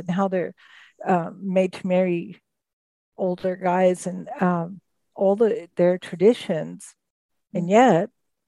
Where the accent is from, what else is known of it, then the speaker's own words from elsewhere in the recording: United States; also born or lived in Kenya; as an American